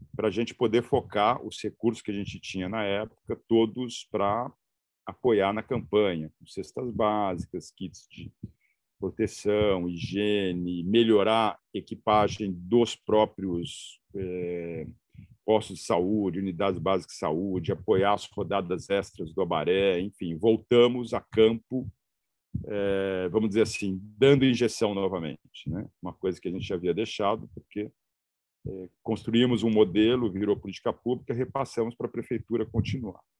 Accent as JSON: {"language": "Portuguese", "region": "São Paulo", "country": "Brazil", "tie": "born or raised there", "also_born_or_lived": "Santarém, Pará", "moved": "as an adult", "lives_now": "Tapajós, Pará, Brazil", "said": "sou nascido em São Paulo, venho da área de comunicação"}